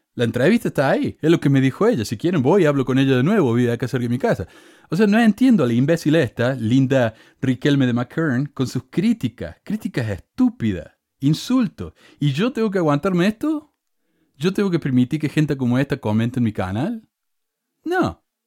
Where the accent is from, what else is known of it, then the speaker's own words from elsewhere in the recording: Córdoba, Argentina; accent: Cordobés; moved away as an adult; also born or lived in Provo, Utah; now in United States; Obvio que tengo acento cordobés, soy de Córdoba. Y estoy acá hace 20 años en este país.